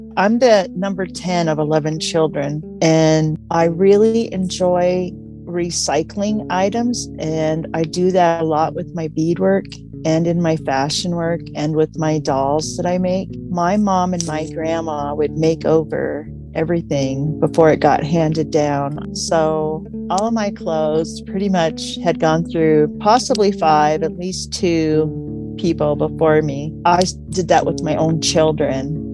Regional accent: Missoula, Montana, United States; moved away as an adult; now in Crow Country, Montana, United States; I grew up in the Missoula area, which is in the western part of our state, but I've been here in Crow Country for 30 years.

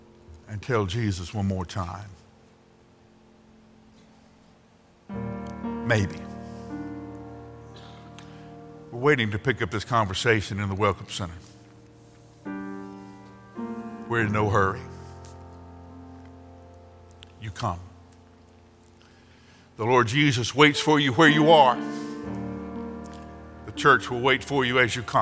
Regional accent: Alabama, United States; when I was growing up in Alabama

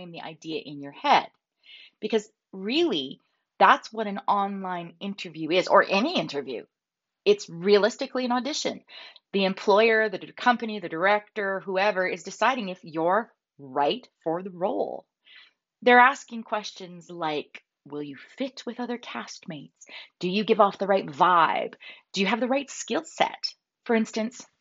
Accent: Calgary, Alberta, Canada; I'm from Calgary.

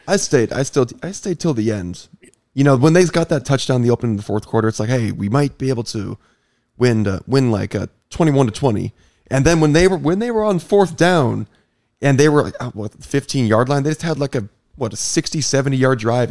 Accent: Iowa, United States; I grew up in Iowa

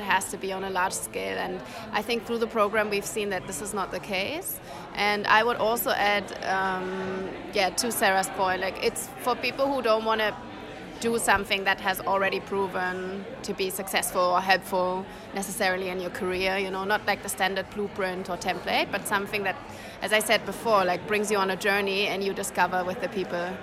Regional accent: Germany; I'm from Germany.

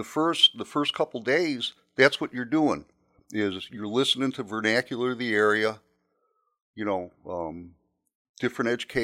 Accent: Chicago, Illinois, United States; So I was, you know, I was from Chicago.

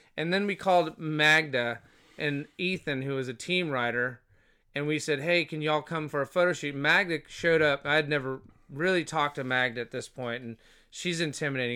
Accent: Fort Walton Beach, Florida, United States; moved away as an adult; also born or lived in Boston / Honolulu / San Francisco; now in Los Angeles, United States; I grew up in Fort Walton, uh, from elementary school to high school

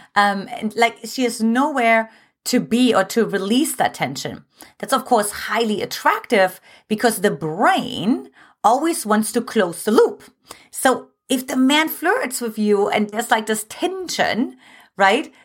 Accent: eastern Germany, Germany; English is a second language; now in United States; I was born in Eastern Germany

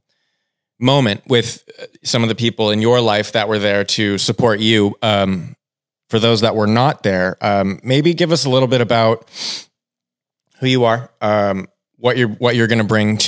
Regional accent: California, United States; as a Californian

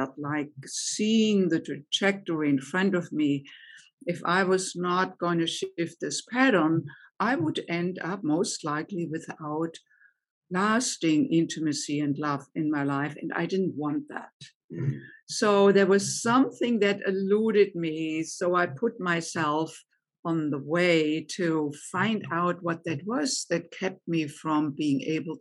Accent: Germany; English is a second language; moved away as an adult; also born or lived in United States; now in Chicago, United States; I grew up in Germany, as you may be able to tell from my accent, and came to the United States in my late 20s

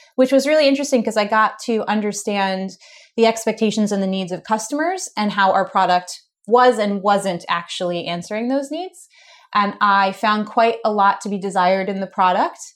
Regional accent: United States; Being an American

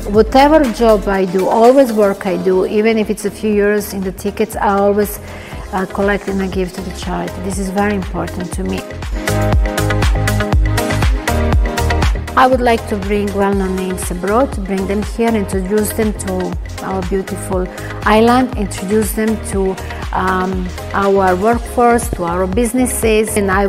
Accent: Belgrade, Serbia; English is a second language; now in Cyprus; Me coming from, I'm originally from Belgrade, Serbia, and we have a very, very strong connection with Cypriot and Greek people.

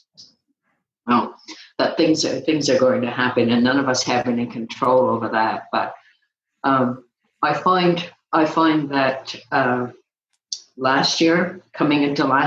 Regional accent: Canada; now in Phoenix, United States; I'm Canadian

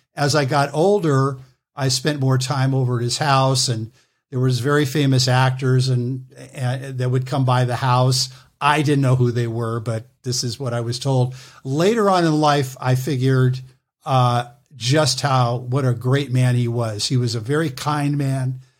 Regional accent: Los Angeles, California, United States; I was born in Los Angeles

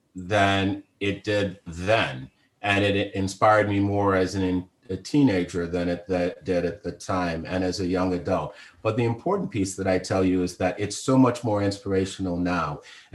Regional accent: the South, United States; And in the time I grew up, a Negro preacher, and I'd seen many of them growing up in the South

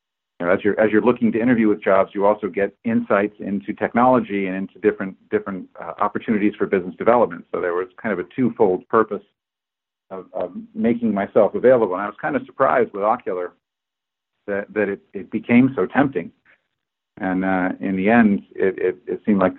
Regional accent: Berkeley, California, United States; moved away as an adult; now in Boston, United States; I'm from Berkeley

